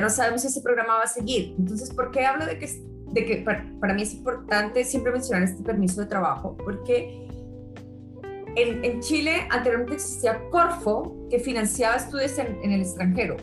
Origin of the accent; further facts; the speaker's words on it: Colombia; moved away; also born or lived in Australia / England; Soy colombiana